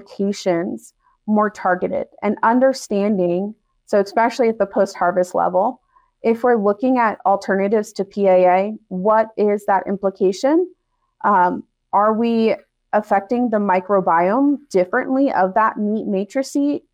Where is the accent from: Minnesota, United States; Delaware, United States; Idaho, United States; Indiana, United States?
Delaware, United States; moved away as an adult; also born or lived in Mississippi; now in Wyoming, United States; I grew up in Delaware, you know, where the chickens outnumber the people